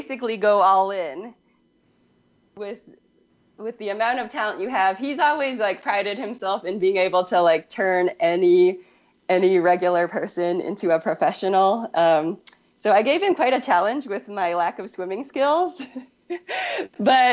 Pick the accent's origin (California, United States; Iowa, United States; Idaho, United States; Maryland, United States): California, United States; Daly City; moved away as an adult; I grew up in the San Francisco Bay Area. And so my high school was in Daly City, just south of San Francisco